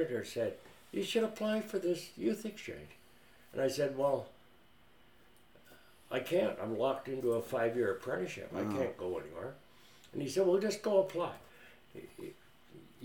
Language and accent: English; Cumberland, British Columbia, Canada; moved away as an adult; also born or lived in Rhodesia; I grew up in Cumberland.